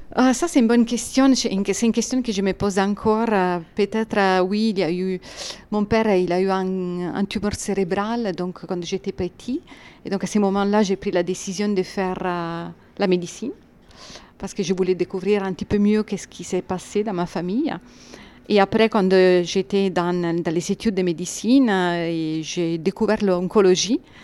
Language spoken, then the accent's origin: French; Italy; accent: Italian; French is a second language; moved away as an adult; now in France; je suis italienne. Ça c'est clair de l'accent